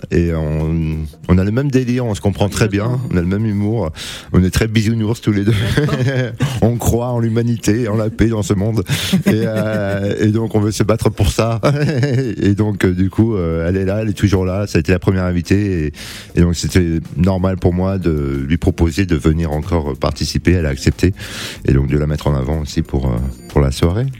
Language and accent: French; Cannes, Provence-Alpes-Côte d'Azur, France; moved away as an adult; now in Paris, France; je viens de Cannes et je suis monté sur Paris